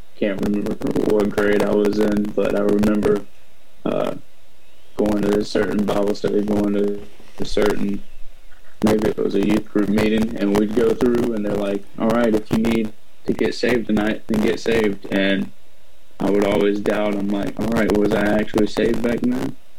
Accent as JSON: {"language": "English", "town": "Savannah", "region": "Georgia", "country": "United States", "tie": "born or raised there", "said": "I was born in Savannah, Georgia"}